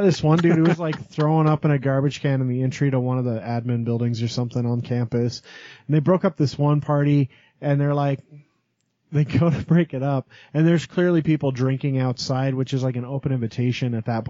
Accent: Rock Springs, Wyoming, United States; now in Utah, United States; I grew up in Green River Rock Springs.

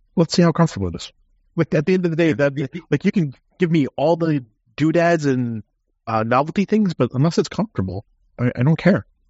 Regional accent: United States; Being an American

